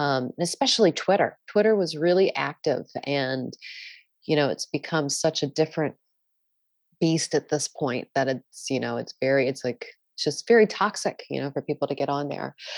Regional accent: Maryland, United States; I grew up in Maryland

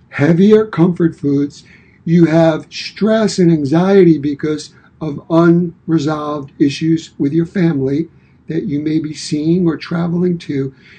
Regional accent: New York City, New York, United States; now in Michigan, United States; I was born and raised in Brooklyn, New York and I've been here in Michigan in the Midwest since 1985.

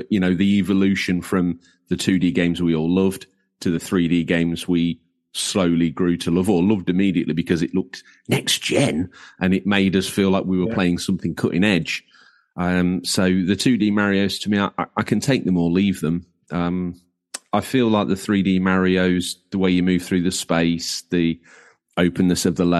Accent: Yorkshire and the Humber, United Kingdom; I'm from Lincolnshire, obviously, as we've now outed. There's no hiding my inability to speak. But born in North Lincolnshire

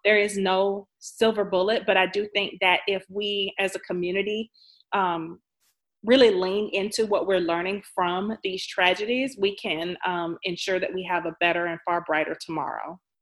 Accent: Jacksonville, Florida, United States; I am from Jacksonville

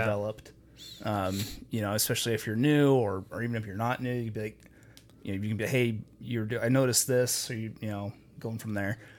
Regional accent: Logan, Utah, United States; Logan, my hometown

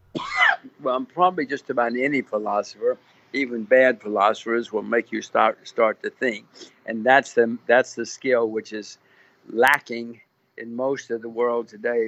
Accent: United States; moved away as an adult; now in Singapore; I'm an American. My kids are Americans

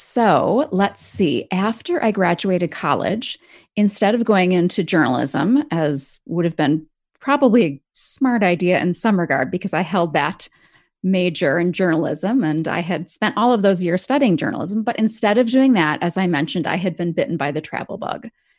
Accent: Appleton, Wisconsin, United States; moved away; also born or lived in Denver, Colorado / France; So I am from Wisconsin. I'm from a town called Appleton, Wisconsin, the middle of the state.

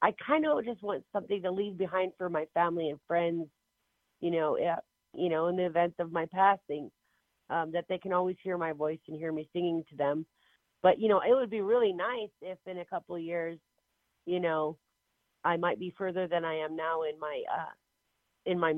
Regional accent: Inchelium, Washington, United States; I was born and raised on the Inchilim, in Inchilim on the Caldwell Indian Reservation here in Washington State.

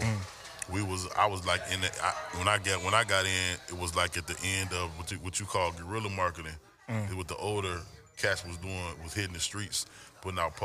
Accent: Chicago, Illinois, United States; now in Atlanta, United States; I'm from Chicago originally

